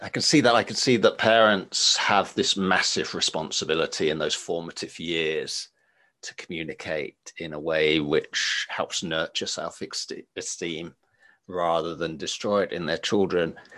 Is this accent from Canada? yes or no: no; England, United Kingdom; moved away; also born or lived in Finland; I'm English by by birth, and I remember my upbringing in in England